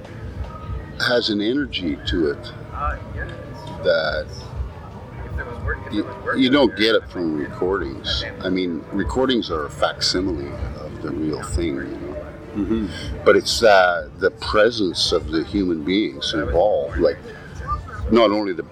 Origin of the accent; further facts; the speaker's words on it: Alberta, Canada; I grew up in Alberta and my parents played music when I was little